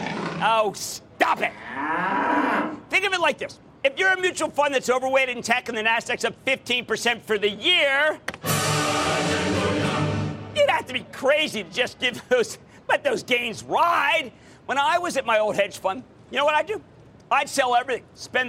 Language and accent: English; Philadelphia, Pennsylvania, United States; moved away; Coming to you from my hometown, the hometown of the Super Bowl champs, the hometown of the Philadelphia Eagles!